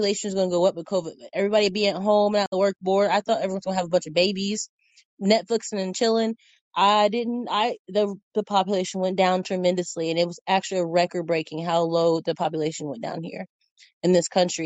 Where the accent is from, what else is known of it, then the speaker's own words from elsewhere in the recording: Indiana, United States; now in Texas, United States; I'm from Indiana